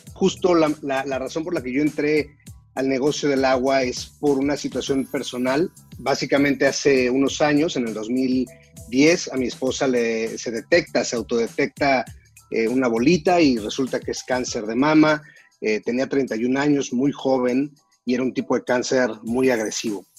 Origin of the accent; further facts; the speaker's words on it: Mexico; en mi país